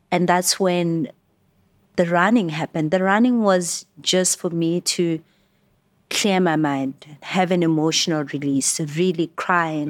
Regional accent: Johannesburg, Gauteng, South Africa; I was born and raised in Alex

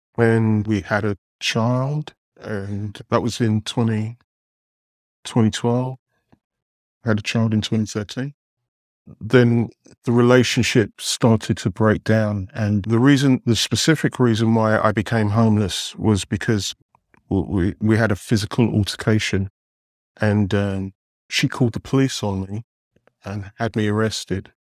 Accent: London, United Kingdom; moved away as an adult; now in New York City, United States; grew up in England, was educated in London

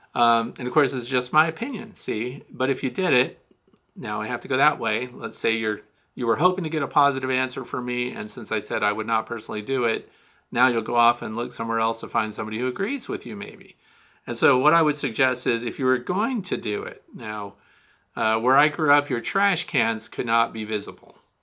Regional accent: Kirkwood, Missouri, United States; Saint Louis, Missouri, my hometown. I'm actually from Kirkwood

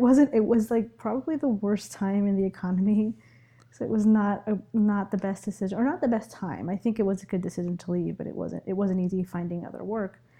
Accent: New York City, New York, United States; also born or lived in Ecuador; I was actually, I was born in Ecuador, but I've been living in New York City since I was four

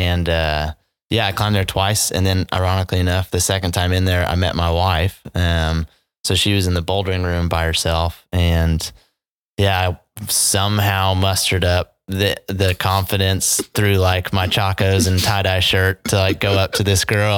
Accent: Edmond, Oklahoma, United States; born and raised here in Edmond, Oklahoma

